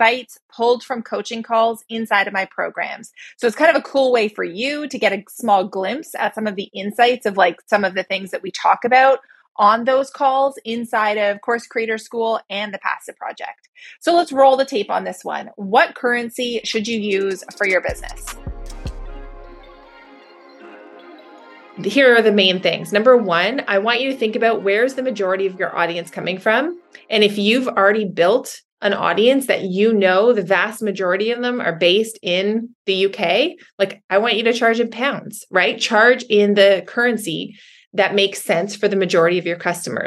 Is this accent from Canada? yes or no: yes; Canada; being a Canadian